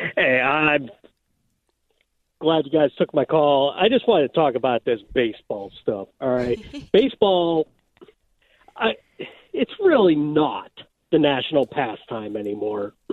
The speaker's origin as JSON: {"language": "English", "town": "Pittsburgh", "region": "Pennsylvania", "country": "United States", "tie": "born or raised there", "moved": "yes", "lives_now": "Central Illinois, United States", "said": "I grew up in Pittsburgh"}